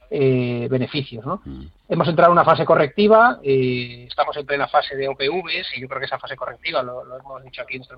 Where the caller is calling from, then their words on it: Málaga, Andalusia, Spain; de Málaga.